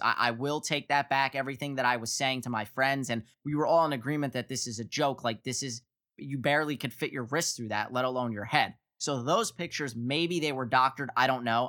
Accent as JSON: {"language": "English", "region": "Northeast", "country": "United States", "said": "I'm from the Northeast"}